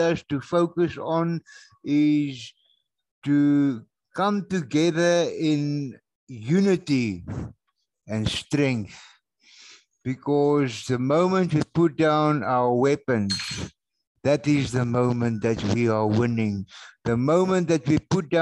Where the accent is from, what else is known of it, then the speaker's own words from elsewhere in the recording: South Africa; boertjie hier van Suid-Afrika af